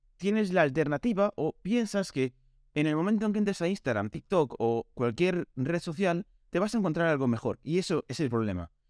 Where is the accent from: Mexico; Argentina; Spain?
Spain; Galicia; venía de Coruña para mi pueblo